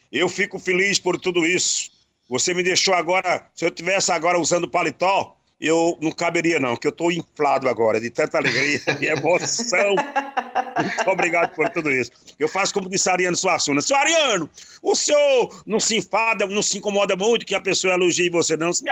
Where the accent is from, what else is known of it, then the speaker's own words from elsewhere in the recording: Panelas, Pernambuco, Brazil; moved away as an adult; also born or lived in Garanhuns / São Paulo; Olha, eu nasci em Panelas de Miranda, morei lá até 15 anos. Depois passei oito anos em Garanhuns, onde eu atuei na Rádio Difusora.